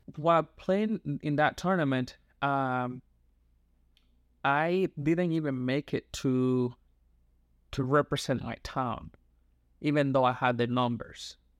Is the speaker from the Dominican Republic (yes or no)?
yes; San Pedro de Macorís, Dominican Republic; first language Spanish; English is a second language; now in Oregon, United States; born and raised in San Pedro de Macorís